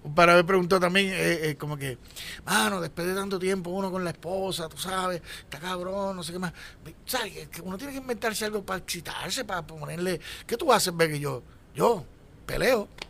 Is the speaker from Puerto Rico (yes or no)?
yes; Puerto Rico; a uno le pueden cabronar como boricua